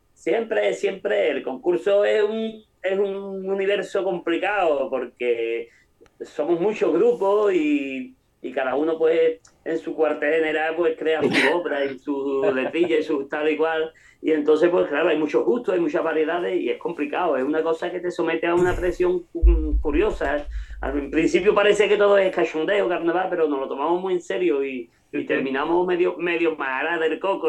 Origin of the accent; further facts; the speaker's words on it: Cádiz, Andalusia, Spain; somos arraigados a Cádiz, por eso somos de Cádiz